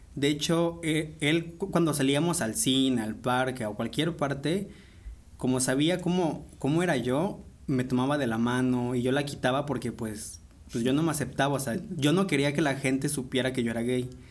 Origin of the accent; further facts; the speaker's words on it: Puebla, Mexico; Yo soy originario de aquí de la ciudad de Puebla. Aquí llevo todos los años viviendo